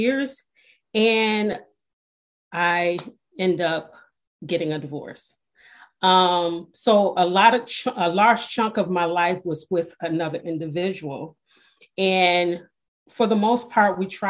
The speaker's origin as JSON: {"language": "English", "town": "Detroit", "region": "Michigan", "country": "United States", "tie": "born or raised there", "said": "I was born and raised in Detroit, Michigan"}